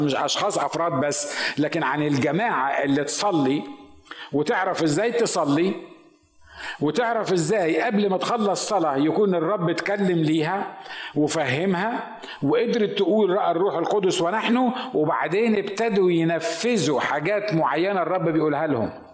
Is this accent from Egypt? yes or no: yes; Egypt; moved away; عندنا في مصر